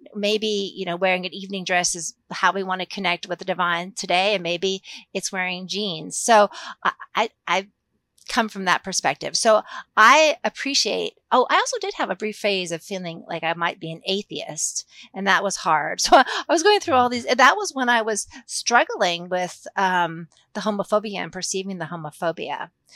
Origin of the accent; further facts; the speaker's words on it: Massachusetts, United States; moved away as an adult; also born or lived in San Francisco / Japan; now in Lexington, Kentucky, United States; I'm not originally from Kentucky, I'm a, from Massachusetts, um, but I've lived in Kentucky since nineteen ninety-two, so, uh, I lived here much longer than I lived in the Northeast, but I grew up in the Northeast